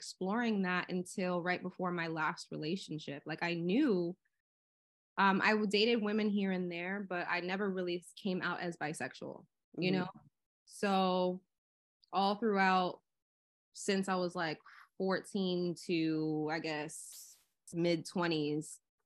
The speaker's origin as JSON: {"language": "English", "town": "Miami", "region": "Florida", "country": "United States", "said": "I'm from Florida. So I am from Miami"}